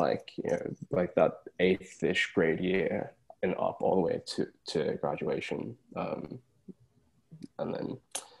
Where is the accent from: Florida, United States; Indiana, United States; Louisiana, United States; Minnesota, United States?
Indiana, United States; Brownsburg; moved away; So I am American born. I was born in Indianapolis. And I spent a good amount of years there in a town called Brownsburg. And then I had to move away and move around a lot.